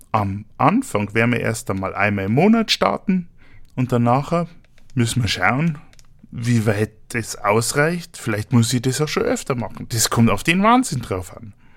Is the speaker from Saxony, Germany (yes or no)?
no; Munich, Bavaria, Germany; komme ich aus Bayern. Genauer gesagt aus München